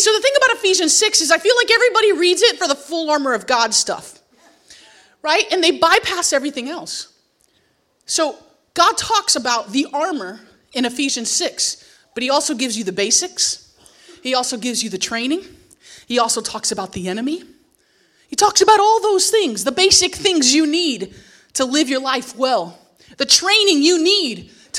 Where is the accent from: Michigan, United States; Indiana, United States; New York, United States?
New York, United States; You should know that I identify as a New Yorker, so nothing I wore was appropriately for a Montana